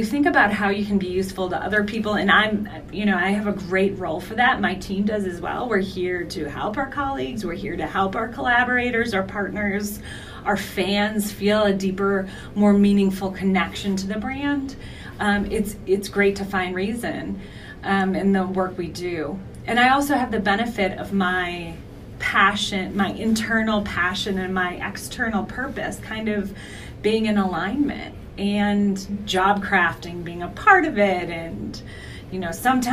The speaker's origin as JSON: {"language": "English", "town": "Milwaukee", "region": "Wisconsin", "country": "United States", "moved": "yes", "said": "I'm from Milwaukee originally, as you know, I haven't lived there in over 20 years, but I oftentimes lean into my Midwesternness"}